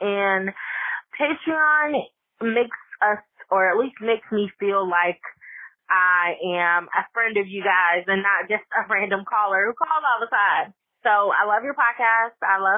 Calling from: Lexington, South Carolina, United States; I am calling from Lexington, South Carolina.

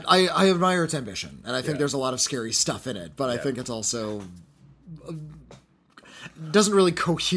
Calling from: Miami, Florida, United States; Hey, Bobby and Whitney. … from Miami.

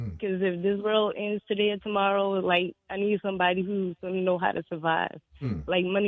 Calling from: New Orleans, Louisiana, United States; And this is … from New Orleans.

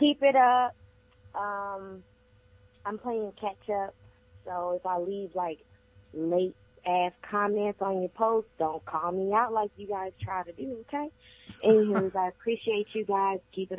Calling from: Houston, Texas, United States; I'm calling from Houston, Texas

